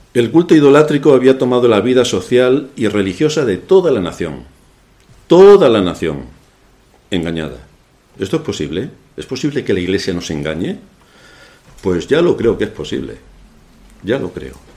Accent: Spain; se me nota que soy español

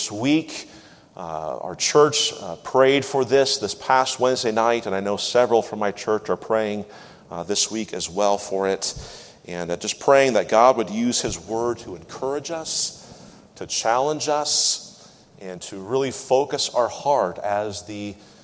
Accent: just north of Seattle, Washington, United States; moved away as an adult; also born or lived in Greenville, South Carolina / New England; I'm from Washington State, just north of Seattle

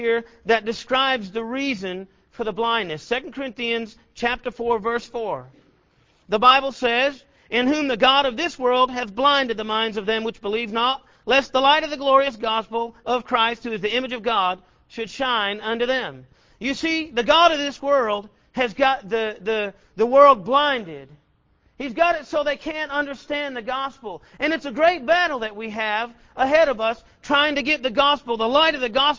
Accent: Massachusetts, United States; moved away as an adult; now in Killeen, United States; I was living here in Killeen, not my home. I'm from Massachusetts

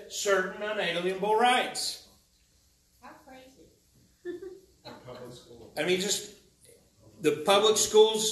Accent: United States; I'm an American

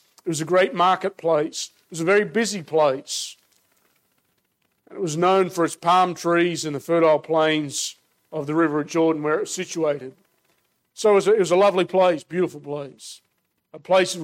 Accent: Australia; I'm, as you can tell from my accent, born and raised in Australia

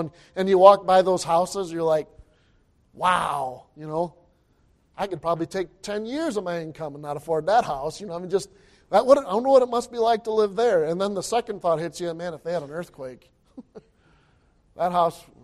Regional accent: Michigan, United States; I grew up in Michigan

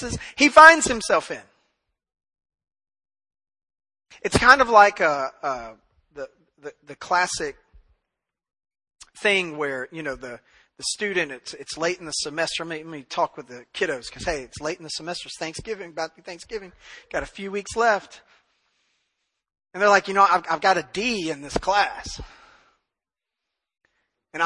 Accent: Memphis, Tennessee, United States; now in East Texas, United States; I grew up in Memphis

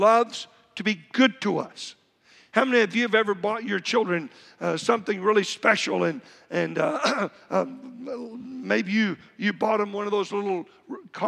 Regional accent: Texas, United States; I'm from Texas

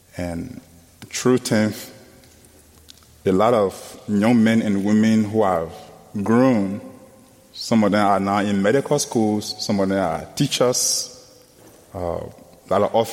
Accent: Liberia; from Liberia, West Africa.

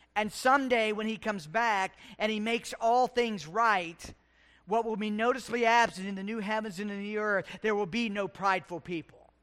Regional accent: West Virginia, United States; moved away as an adult; A kid in West Virginia, the Navy, and here

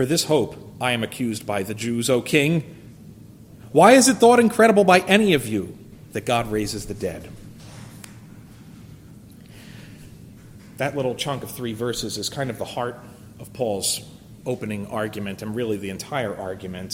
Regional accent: United States; as an American

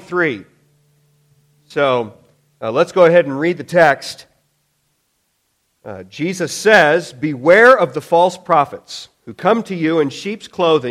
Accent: Illinois, United States; as a kid, growing up in Illinois back then

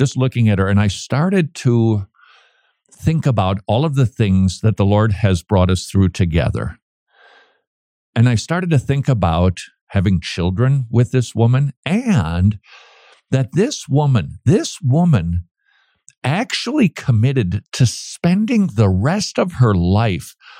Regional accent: St. Paul, Minnesota, United States; moved away; last time I visited my hometown, downtown St. Paul

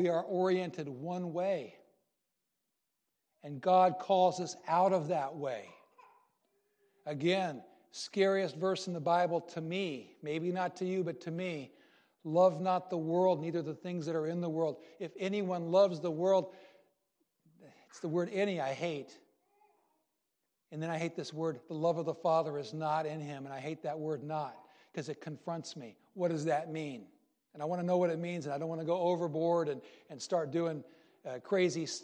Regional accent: Iowa, United States; moved away; also born or lived in Delaware; Scandinavian-rooted guy got married to a Cuban. As far as the dinner eating part was, when in Iowa for me, it was meat, potatoes, and a vegetable

